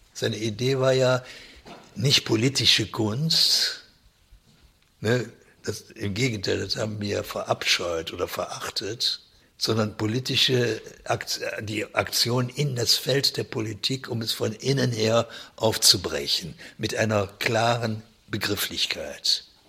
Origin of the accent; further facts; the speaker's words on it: Germany; bei uns in Deutschland